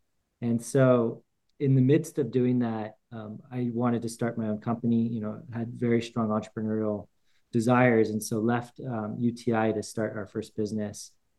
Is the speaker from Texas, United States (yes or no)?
no; Huntington Beach, California, United States; also born or lived in Irvine; I grew up in Huntington Beach and Irvine, you know, in the 90s and early 2000s wasn't very what it is now.